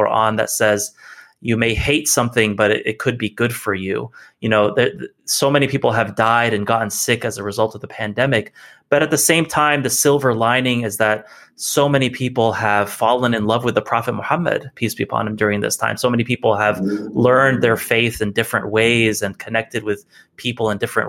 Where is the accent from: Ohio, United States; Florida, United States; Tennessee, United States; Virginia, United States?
Tennessee, United States; I'm from Tennessee